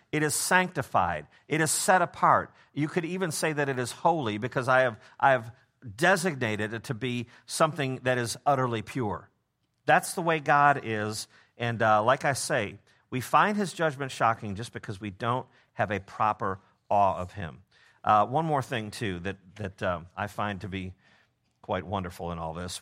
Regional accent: Memphis, Tennessee, United States

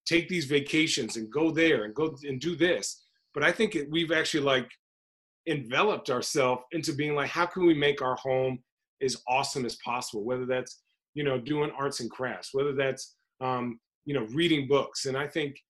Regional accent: Phoenix, Arizona, United States; also born or lived in White Plains, New York / New Hampshire; I'm from Phoenix, so growing up, like, watching Charles Barkley

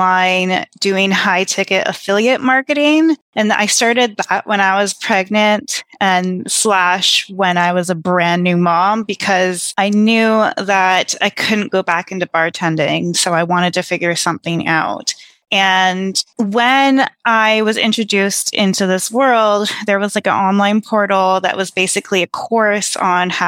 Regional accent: Toronto, Ontario, Canada; I am from Toronto, Canada, and I'm a single mom

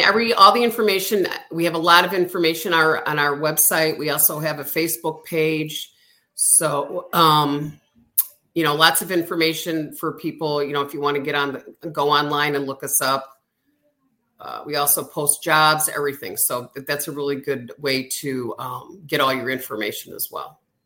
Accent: Illinois, United States; moved away as an adult; now in Florida, United States; moving out of state where I grew up

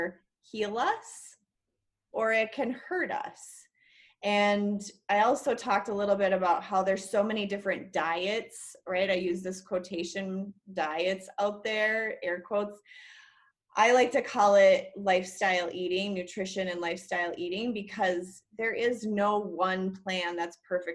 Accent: Minnesota, United States; also born or lived in Wyoming / Oregon; now in Colorado, United States; my home state of Minnesota

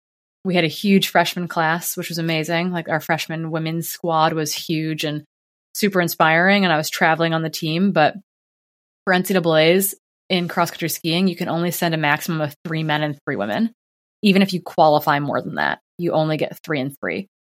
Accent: Midwest, United States; growing up in the Midwest, our conference to race was like, you know, the closest school is 30 miles away.

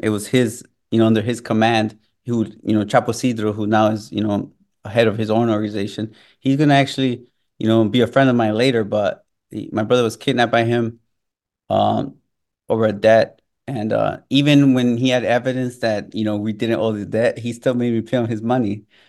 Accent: Chicago, Illinois, United States; also born or lived in Mexico; growing up in Chicago, growing around, up around those gangs and that culture

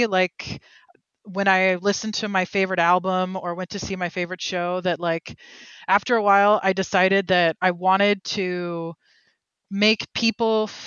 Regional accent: Oakland, California, United States; now in Berkeley, United States; I'm from Oakland, California

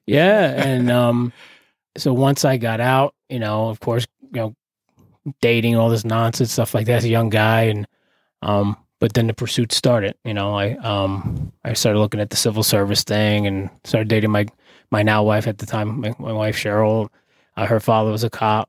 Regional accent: Carteret, New Jersey, United States; I grew up in, uh, here in New Jersey, uh, borough of Carteret, in the Crum section, little projects

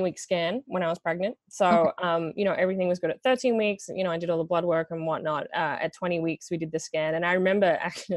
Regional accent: Australia; moved away as an adult; now in Los Angeles, United States; I am Australian

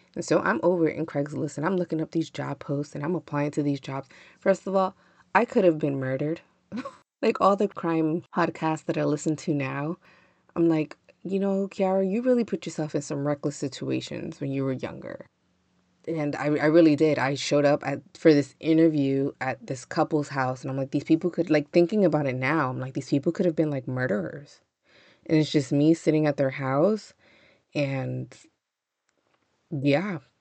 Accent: the North, Northern United States, United States; I'm a Northerner

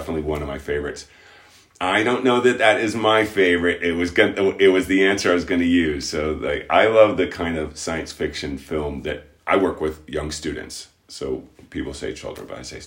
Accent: Key West, Florida, United States; moved away; I'm originally from Key West

